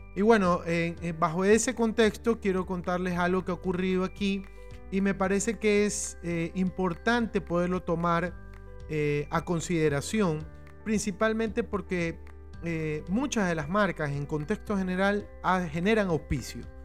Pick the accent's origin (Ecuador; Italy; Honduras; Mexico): Ecuador; en mi país, en el Ecuador, en donde me encuentro